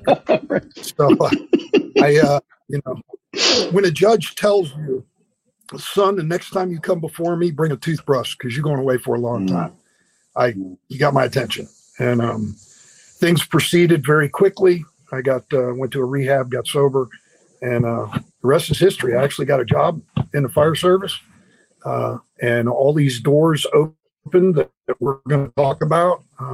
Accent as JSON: {"language": "English", "region": "Florida", "country": "United States", "tie": "born or raised there", "also_born_or_lived": "Cleveland, Ohio / Tennessee / Orlando / Deerfield Beach", "said": "Grew up between Orlando and Deerfield, so Florida boy"}